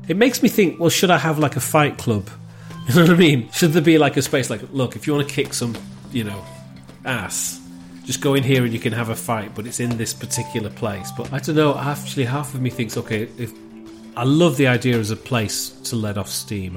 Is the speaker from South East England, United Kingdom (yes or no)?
no; Wigan, North West England, United Kingdom; accent: local Wigan accent; moved away; also born or lived in Manchester; my local Wigan accent